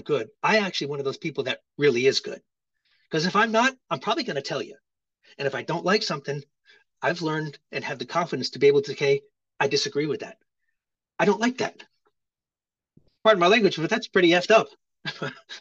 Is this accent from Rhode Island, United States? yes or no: yes; Rhode Island, United States; moved away as an adult; also born or lived in Hawaii; I grew up in Rhode Island, which is the ocean state. I grew up on the water